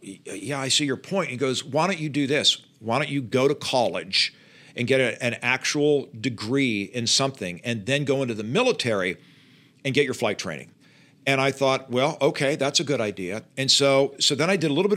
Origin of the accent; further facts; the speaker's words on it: Pittsburgh, Pennsylvania, United States; moved away as an adult; also born or lived in Louisiana; now in Charlotte, United States; I grew up in Pittsburgh